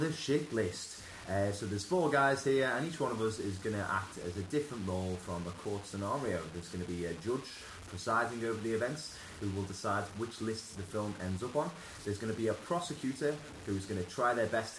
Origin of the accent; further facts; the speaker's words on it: Liverpool, North West England, United Kingdom; We are four lads from Liverpool